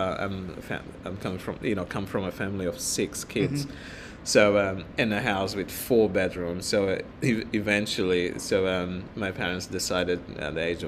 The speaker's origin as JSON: {"language": "English", "country": "Mozambique", "tie": "born or raised there", "second_language": "English", "moved": "as an adult", "lives_now": "Australia", "said": "I grew up in Mozambique and I didn't speak any English"}